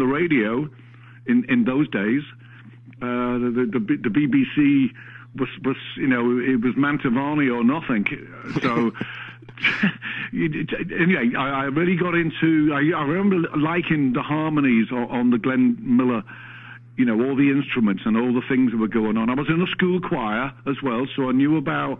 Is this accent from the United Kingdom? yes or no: yes; Liverpool, North West England, United Kingdom; I was born and raised in Liverpool, in an area called Allerton